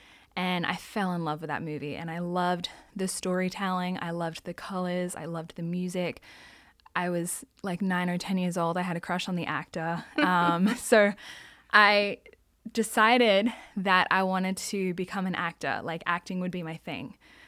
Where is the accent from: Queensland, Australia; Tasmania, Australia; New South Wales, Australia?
New South Wales, Australia; Sydney; Well, I'm Australian, so I grew up in Australia. Yes. I was born in Sydney, which everybody knows Sydney, Opera House, Harbour Ridge. So I actually grew up in the suburbs, in the eastern suburbs